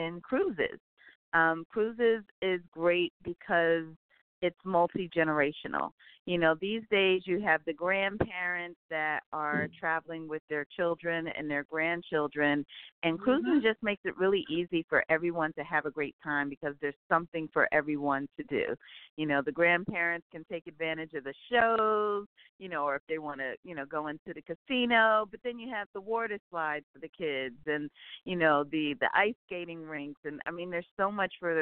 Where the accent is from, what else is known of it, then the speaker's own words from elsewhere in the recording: New York, United States; moved away; also born or lived in Maryland / Virginia; I grew up in New York.